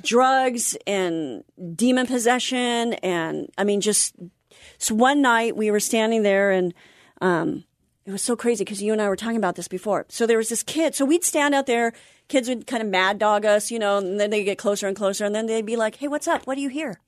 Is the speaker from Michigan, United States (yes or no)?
no; Anaheim, California, United States; now in North San Diego County, United States; I grew up in Anaheim